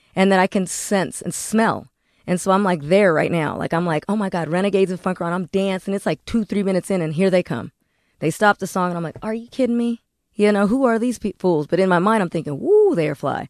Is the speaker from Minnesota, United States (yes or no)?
no; Corona, California, United States; I'm from Corona, California